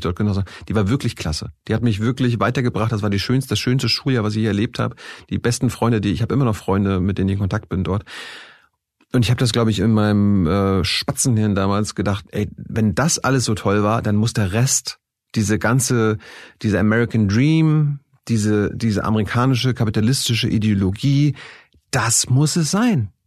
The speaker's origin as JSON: {"language": "German", "region": "Mecklenburg-Vorpommern", "country": "Germany", "tie": "born or raised there", "also_born_or_lived": "Texas", "said": "ich stamme aus der DDR, äh, ich komme äh, aus Mecklenburg-Vorpommern vom Land"}